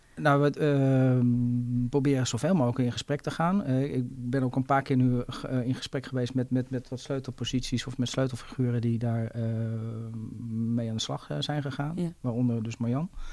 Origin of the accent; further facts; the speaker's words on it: Zaanstad, North Holland, Netherlands; ik ben ook inwoner van Zaanstad